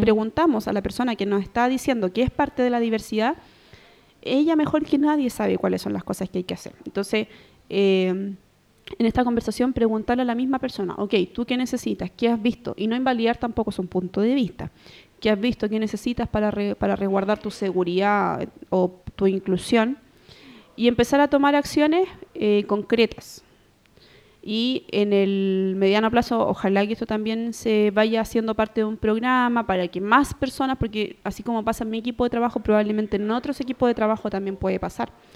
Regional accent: Santiago, Santiago Metropolitan Region, Chile; also born or lived in Calama; yo nací en Santiago

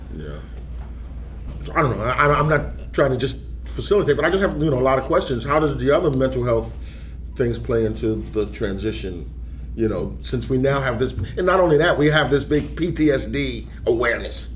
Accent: New York City, New York, United States; now in North Carolina, United States; I grew up in New York, 70s. I was in high school, early 70s

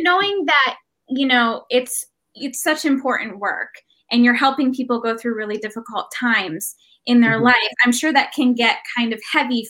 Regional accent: Papua New Guinea; moved away as an adult; So I grew up in a really conservative evangelical Christian community. I grew up in Papua New Guinea. So I was there for the first 18 years of my life.

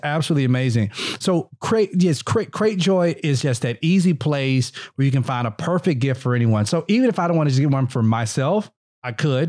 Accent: Mississippi, United States

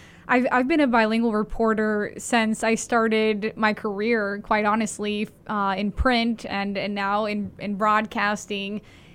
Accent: Miami, Florida, United States; also born or lived in Colombia / Maryland / Delaware / France; now in Indianapolis, United States; I grew up in Miami. You know, the issues there may be different than Maryland, where I was previously, and now here in Indiana.

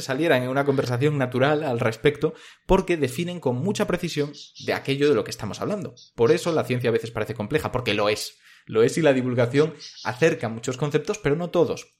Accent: Galicia, Spain; yo soy gallego

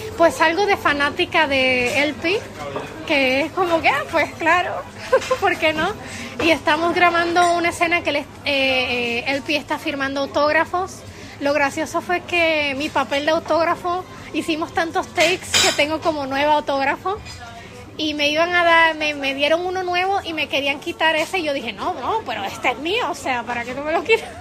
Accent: Puerto Rico; moved away as an adult; also born or lived in Mexico; now in Prague, Czechia; Nací en México y estuve ahí hasta los ocho años y después nos fuimos a vivir a Puerto Rico

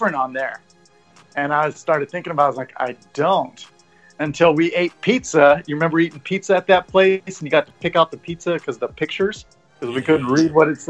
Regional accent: Rio Vista, California, United States; I grew up in a very small town up near Sacramento

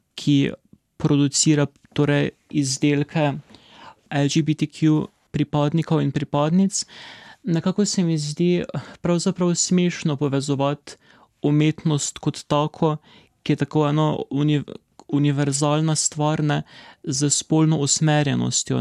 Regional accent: Maribor, Drava, Slovenia; v mojem rojstnem mestu

